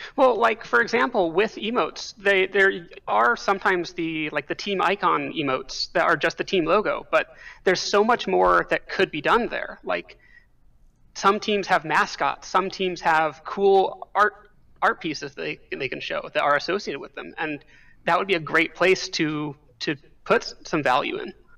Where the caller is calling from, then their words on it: State College, Pennsylvania, United States; calling from State College, Pennsylvania